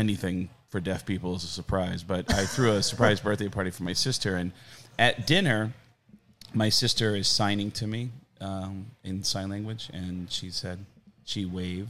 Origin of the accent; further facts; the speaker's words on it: Arizona, United States; What I did as a kid, growing up in Arizona